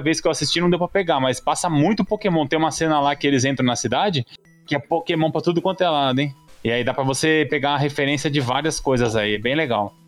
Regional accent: Brazil; nós que somos brasileiros aqui

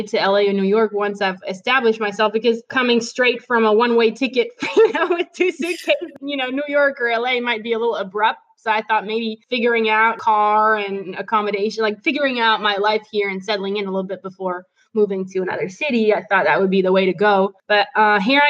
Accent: Belgium; English is a second language; moved away as an adult; also born or lived in France; now in Tennessee, United States; I'm actually originally from Belgium. I grew up in Belgium.

